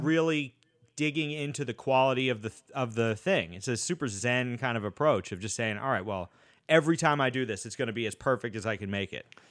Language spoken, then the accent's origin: English; Boston, Massachusetts, United States; moved away; I'm from Boston originally, and I went to school out there